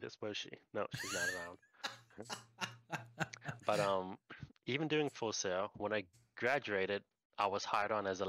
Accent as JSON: {"language": "English", "country": "Puerto Rico", "tie": "born or raised there", "also_born_or_lived": "New Jersey, United States / Orlando, Florida, United States / Washington, United States / California, United States", "moved": "as an adult", "said": "So I was born in New Jersey, raised in Puerto Rico. By yeah, until graduate high school"}